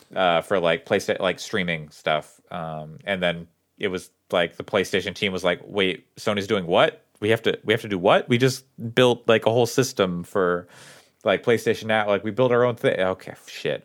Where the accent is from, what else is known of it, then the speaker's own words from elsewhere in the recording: town across the river from Springfield, Oregon, United States; It's, it's the town across the river from my hometown